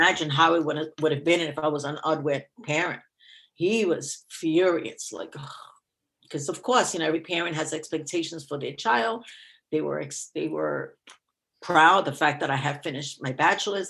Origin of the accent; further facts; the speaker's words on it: New York City, New York, United States; also born or lived in Queens; I was raised in the Bronx